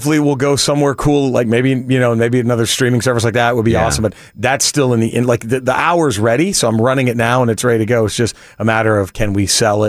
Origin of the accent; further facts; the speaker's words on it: Texas, United States; now in Los Angeles, United States; I live in LA. I'm from Texas, but mm-hmm. I live in LA now.